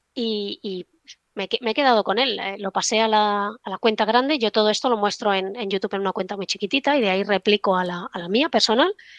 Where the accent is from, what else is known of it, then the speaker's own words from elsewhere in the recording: Barcelona, Catalonia, Spain; moved away as an adult; also born or lived in London; yo estudié en Barcelona, yo soy de Barcelona